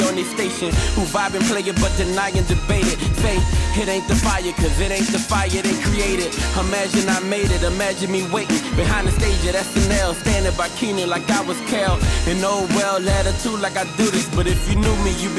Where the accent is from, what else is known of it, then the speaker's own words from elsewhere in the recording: New Orleans, Louisiana, United States; I'm from Louisiana. So I was in the heart of New Orleans